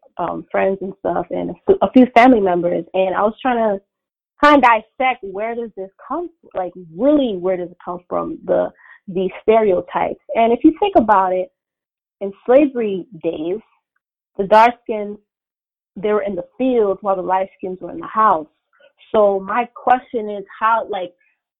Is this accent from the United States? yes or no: yes; United States; I was born and raised here in America, you know, my parents came from Haiti like in the 80s